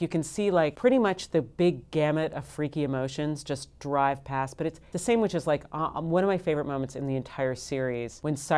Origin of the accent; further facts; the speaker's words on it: Mid-Atlantic, United States; We're from the Mid-Atlantic. And we like to speak with dulcet tones that sound a little bit like we're on a talk show. But that's sort of where we grew up.